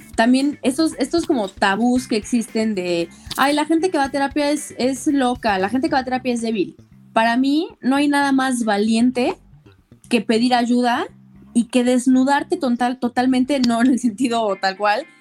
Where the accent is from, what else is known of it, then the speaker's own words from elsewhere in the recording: Puebla, Mexico; yo soy de Puebla, tengo 26 años